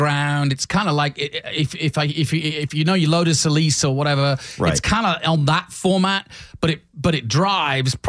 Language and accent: English; England, United Kingdom; now in United States; when I was growing up in England